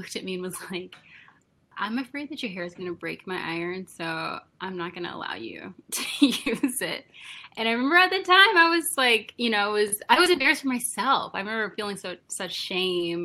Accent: Wichita, Kansas, United States; now in New York, United States; I'm originally from Wichita, Kansas

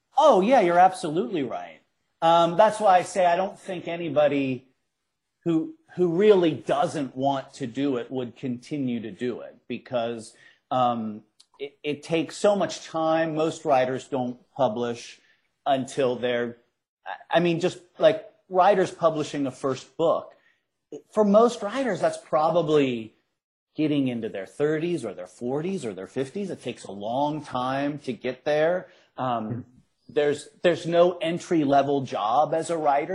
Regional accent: Cincinnati, Ohio, United States; I grew up in Cincinnati. I grew up on the west side of Cincinnati

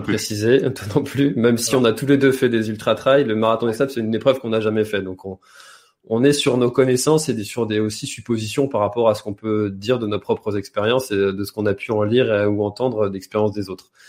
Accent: France; nous, en tant que Français

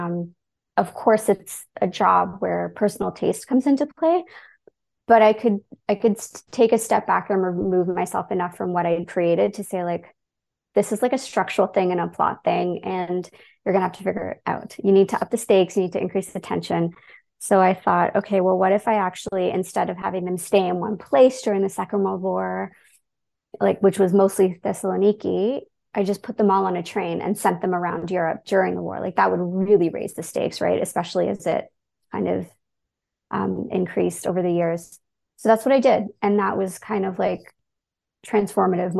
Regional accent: Toronto, Ontario, Canada; also born or lived in London, United Kingdom; I grew up in Toronto

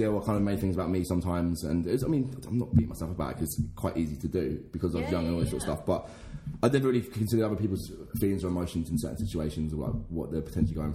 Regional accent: Essex, East of England, United Kingdom; now in Maidenhead, United Kingdom; I'm not from Maidenhead originally. Like, I'm from Essex and my family live in Essex

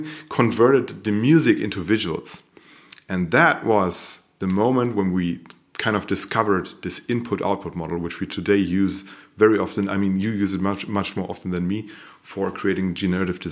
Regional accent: Paderborn, North Rhine-Westphalia, Germany; also born or lived in Münster; we met here in Paderborn, which is a small city here in Germany. And I was coming from Münster. I've studied in Münster, design, basically. I've studied design in Münster. And I came back to my hometown

